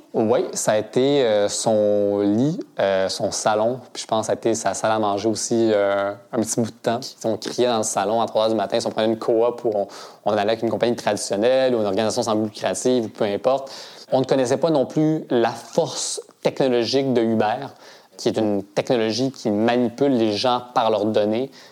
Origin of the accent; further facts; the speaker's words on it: Canada; also born or lived in Switzerland; je suis arrivé au Canada quand j'avais deux ans et puis, euh, j'ai grandi à Grimby.